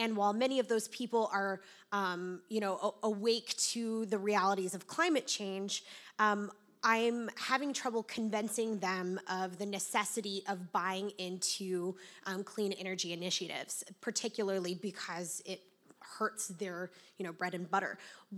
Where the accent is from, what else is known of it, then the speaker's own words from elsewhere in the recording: Oklahoma, United States; now in Texas, United States; So I currently live in Texas, but I was born and raised in Oklahoma, and not unlike West Virginia, it's a state whose, you know, sole economic interest pretty much is oil and natural gas.